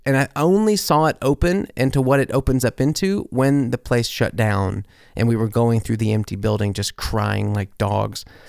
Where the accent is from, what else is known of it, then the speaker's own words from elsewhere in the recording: Corinth, Mississippi, United States; my hometown, Corinth, Mississippi.